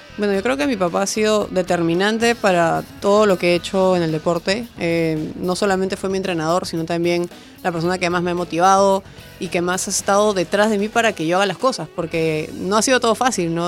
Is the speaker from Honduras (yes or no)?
no; Peru; aquí en mi país